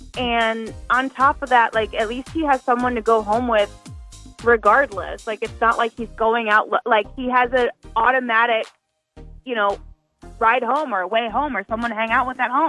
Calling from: Shreveport, Louisiana, United States; from Shreveport.

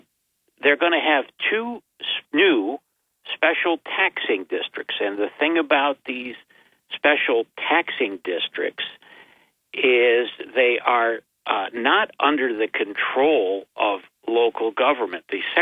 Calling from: Binghamton, New York, United States; I'm calling from Binghamton.

